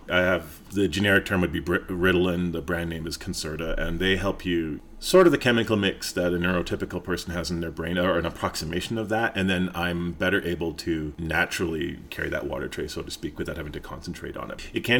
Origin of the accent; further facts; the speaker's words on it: Fort McMurray, Alberta, Canada; also born or lived in British Columbia / Edmonton; now in Calgary, Canada; Well, I grew up all over the place, mostly in BC and Alberta. Really early childhood along the West Coast, kind of middle childhood to early teens, Fort McMurray. Teens to mid-adult age, Edmonton, and then mid-adult age to now, Calgary.